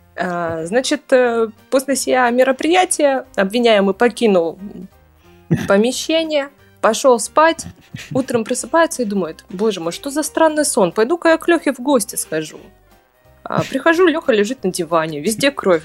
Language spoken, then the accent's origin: Russian; Taishet, Irkutsk Oblast, Russia; Родилась я в городе Тайшете. Это маленький городок в Иркутской области, Восточной ты, Сибири